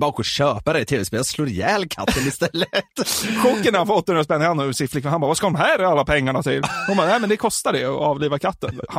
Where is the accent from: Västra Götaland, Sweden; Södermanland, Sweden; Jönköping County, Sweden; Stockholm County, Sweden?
Stockholm County, Sweden; Norrtälje; jag är uppväxt i Norrtälje